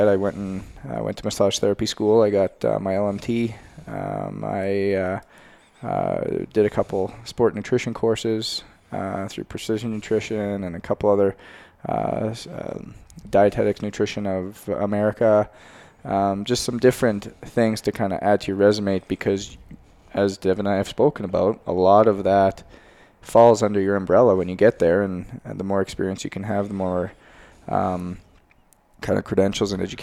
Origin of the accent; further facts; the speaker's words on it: Canada; moved away; I'm a Canadian boy